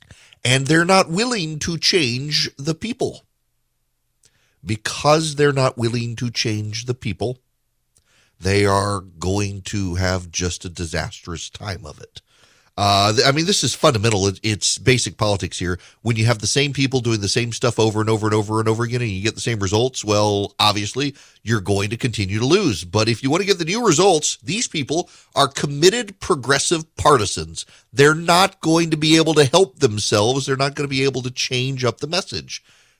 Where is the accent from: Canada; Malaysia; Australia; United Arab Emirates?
United Arab Emirates; Dubai; I grew up in the Middle East. I grew up in Dubai.